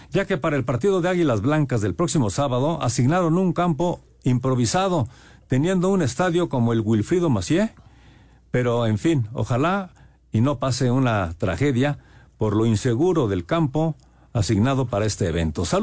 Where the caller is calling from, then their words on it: Tlalnepantla, State of Mexico, Mexico; Hola amigos, muy buenas noches … de Tlanepantla.